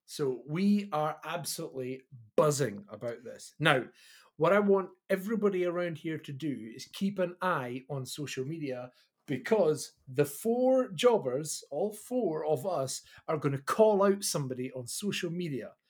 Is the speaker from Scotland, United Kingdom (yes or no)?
yes; Kirkcaldy, Scotland, United Kingdom; I am the body from Kirkcaldy.